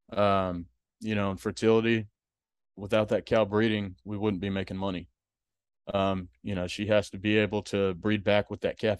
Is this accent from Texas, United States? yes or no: yes; Houston, Texas, United States; also born or lived in Hallettsville, Texas; I grew up in Houston